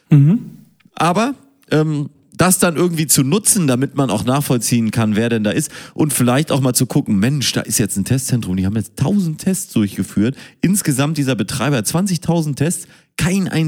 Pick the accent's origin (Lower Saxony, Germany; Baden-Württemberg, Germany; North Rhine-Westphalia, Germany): North Rhine-Westphalia, Germany; Münster; born there; Ich bin ja in Münster geboren.